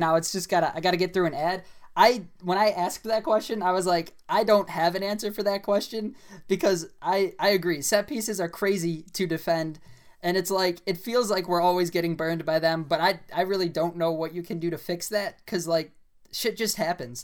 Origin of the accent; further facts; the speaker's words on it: United States; I'm an American